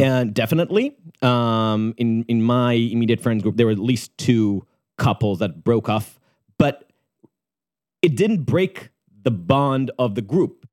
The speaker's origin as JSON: {"language": "English", "country": "Israel", "tie": "born or raised there", "moved": "as an adult", "said": "growing up in Tel Aviv or Jerusalem"}